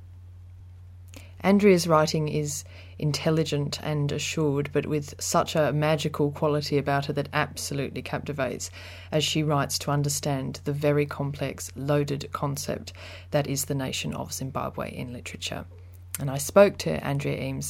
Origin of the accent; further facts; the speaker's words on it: Australia; now in United Kingdom; I'm from Australia originally